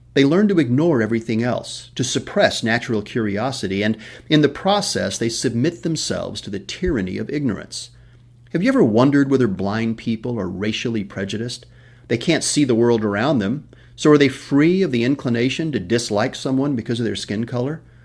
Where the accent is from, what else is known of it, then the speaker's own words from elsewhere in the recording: West Texas, United States; I was born in West Texas